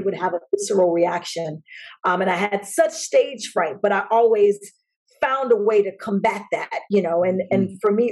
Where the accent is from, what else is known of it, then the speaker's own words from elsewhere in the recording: Chicago, Illinois, United States; also born or lived in Flossmoor, Illinois; grew up on the south side of Chicago, and then we moved to the burbs, Flossmoor, during my high school years